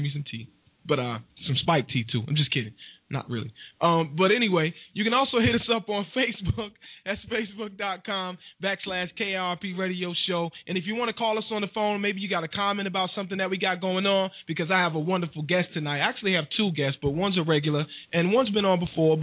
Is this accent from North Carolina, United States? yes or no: yes; Wilson, North Carolina, United States; moved away; also born or lived in Newark, New Jersey / Spartanburg, South Carolina / Cordele, Georgia / Atlanta, Georgia; I'm originally from Wilson, North Carolina